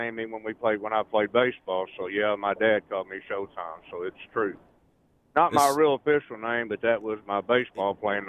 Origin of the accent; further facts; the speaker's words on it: Arkansas, United States; I'm from Arkansas.